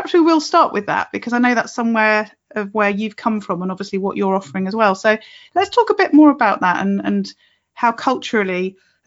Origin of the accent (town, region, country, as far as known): United Kingdom